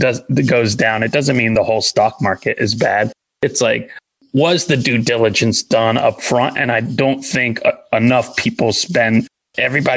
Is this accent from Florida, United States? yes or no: no; Indiana, United States; I'm an Indian from Indiana.